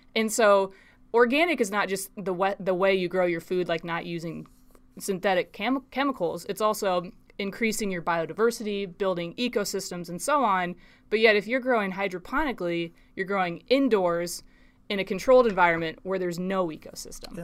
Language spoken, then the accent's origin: English; Des Moines, Iowa, United States; I grew up in Des Moines